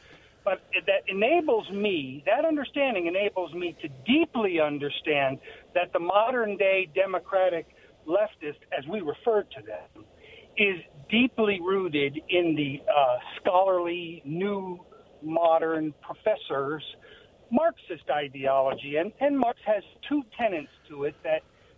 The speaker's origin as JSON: {"language": "English", "region": "New England", "country": "United States", "moved": "yes", "lives_now": "Richland, United States", "said": "as an American, patriotic, old-time New Englander American"}